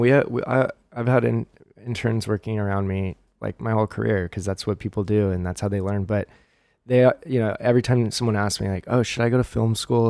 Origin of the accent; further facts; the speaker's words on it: Huntington Beach, California, United States; I grew up in Huntington.